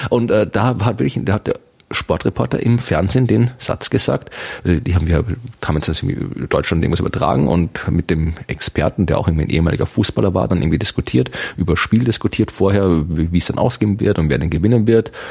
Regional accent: Austria; ich bin in Österreich geborener Österreicher, der die ersten 27 Jahre seines Lebens komplett in Österreich gelebt habe. Also ich bin so österreichisch, wie man nur österreichisch sein kann.

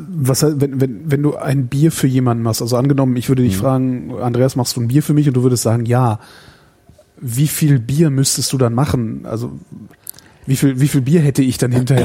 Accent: Cologne, North Rhine-Westphalia, Germany; ich bin Kölner

